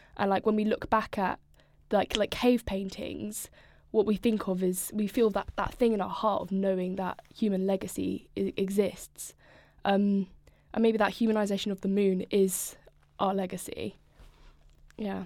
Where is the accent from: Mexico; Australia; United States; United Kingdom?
United Kingdom; Norfolk, East of England; moved away as an adult; now in Brighton, United Kingdom; I'm from Norfolk originally, so lots of, lots of nature, lots of farms, lots of nothing